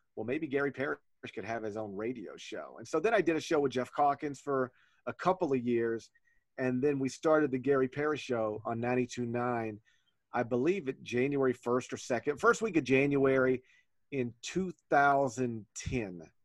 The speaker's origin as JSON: {"language": "English", "region": "North Mississippi", "country": "United States", "tie": "born or raised there", "moved": "yes", "lives_now": "Memphis, United States", "said": "I grew up in North Mississippi"}